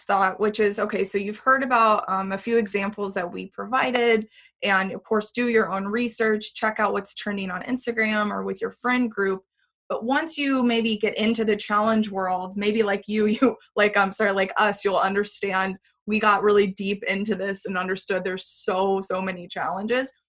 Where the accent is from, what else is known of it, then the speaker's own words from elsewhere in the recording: Texas, United States; moved away as an adult; now in San Francisco, United States; We had actually moved from we're from Texas originally